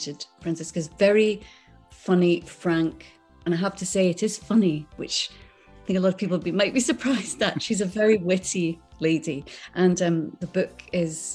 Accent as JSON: {"language": "English", "area": "Islay", "region": "Scotland", "country": "United Kingdom", "tie": "born or raised there", "also_born_or_lived": "Skegness, Lincolnshire, England", "moved": "yes", "said": "I remember being in school and I was brought up on Isla, and I went to a little tiny primary school"}